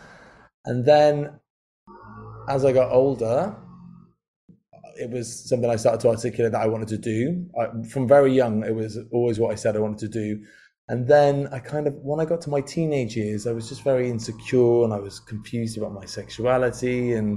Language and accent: English; Cardiff, Wales, United Kingdom; now in London, United Kingdom; Born and raised in Cardiff